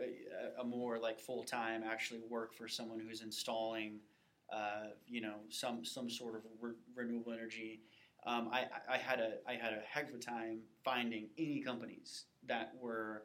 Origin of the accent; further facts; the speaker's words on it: St. Louis, Missouri, United States; moved away as an adult; also born or lived in Baton Rouge, Louisiana / Tampa, Florida; now in Kansas City, United States; I'm originally from the St. Louis area